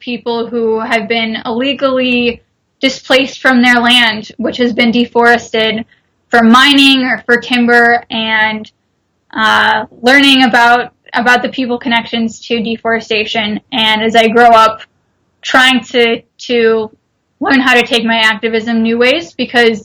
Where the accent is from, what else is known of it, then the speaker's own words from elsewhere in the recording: United States; I'm an American consumer